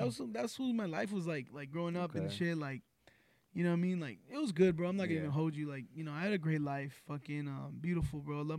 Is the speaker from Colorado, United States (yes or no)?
no; Rialto, California, United States; also born or lived in Los Angeles, California; And then, I think first grade, I moved out to Rialto. And went to school out here. You know, I grew up out here in Rialto.